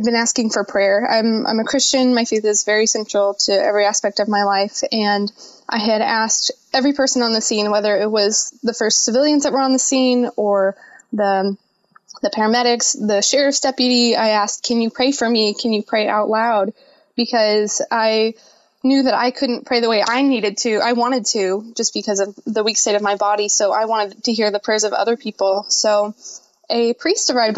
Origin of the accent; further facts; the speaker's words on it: Quincy, Illinois, United States; moved away; they took me to my hometown of Quincy